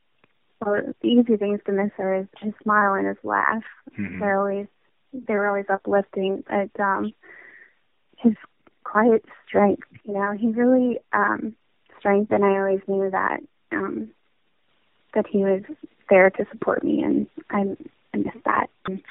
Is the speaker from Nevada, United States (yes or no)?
no; Williston, North Dakota, United States; born there; I was born in Williston, North Dakota.